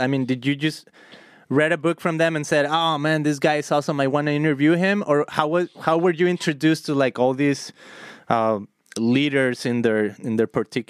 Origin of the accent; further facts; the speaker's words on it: Guadalajara, Jalisco, Mexico; now in United States; I'm an immigrant. I'm from Guadalajara, Mexico